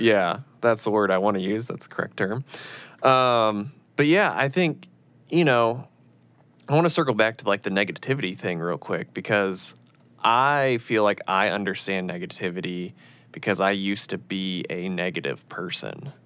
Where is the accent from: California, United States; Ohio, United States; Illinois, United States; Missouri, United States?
Illinois, United States; moved away; I was raised in Illinois, uh, in a very middle class town